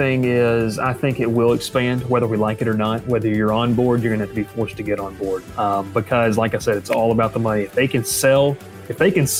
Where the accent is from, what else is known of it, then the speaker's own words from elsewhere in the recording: Southeast, United States; especially growing up in the Southeast, there's nothing quite like college football.